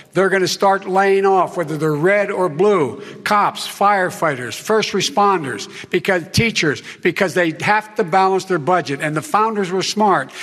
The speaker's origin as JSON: {"language": "English", "town": "Claymont", "region": "Delaware", "country": "United States", "tie": "born or raised there"}